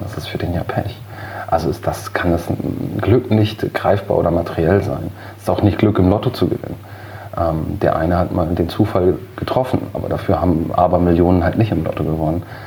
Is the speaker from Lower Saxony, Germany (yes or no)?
yes; Cuxhaven, Lower Saxony, Germany; Dann haben wir zu der Zeit einen neuen Bezirksstandortfegermeister bekommen bei uns in Lüdingwort.